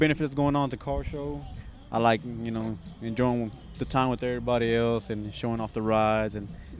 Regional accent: Waco, Texas, United States; I'm here from Waco

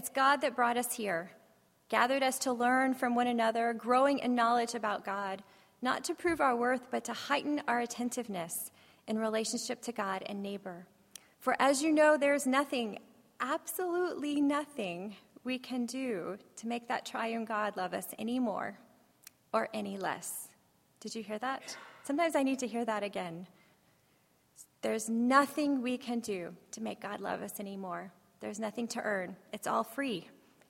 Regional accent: Texas, United States; I'm from Texas, so the accent, you know, it happens

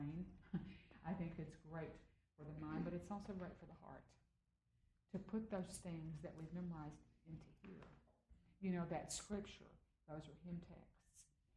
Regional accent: Austin, Texas, United States; I still sound like I came from Austin, Texas.

